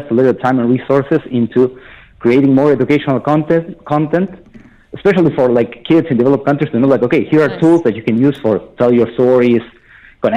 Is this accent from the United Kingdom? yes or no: no; Argentina; now in United Arab Emirates; I'm from Argentina, like the third or fourth generations of Argentinians